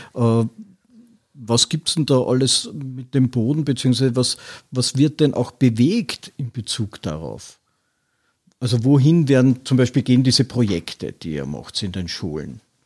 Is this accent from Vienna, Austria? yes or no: yes; Vienna, Austria; ich bin in Wien aufgewachsen